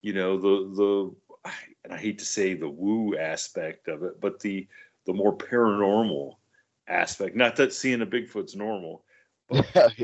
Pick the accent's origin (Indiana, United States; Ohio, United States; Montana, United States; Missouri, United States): Ohio, United States; growing up in Ohio